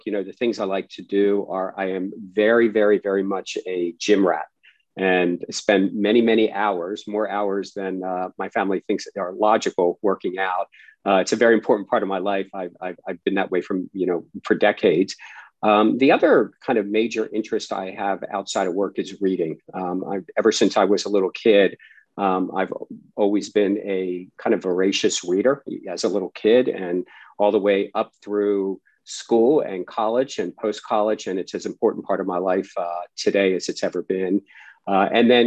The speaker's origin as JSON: {"language": "English", "town": "Baltimore", "region": "Maryland", "country": "United States", "tie": "born or raised there", "said": "I grew up in Baltimore, Maryland"}